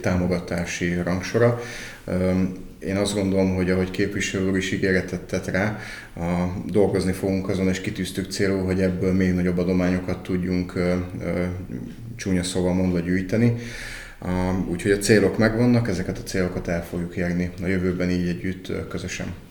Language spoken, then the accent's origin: Hungarian; Alsónyék, Tolna, Hungary; Alsónyék egy nagyon szép kis település, képviselő választókerületében egyébként a szülőfalum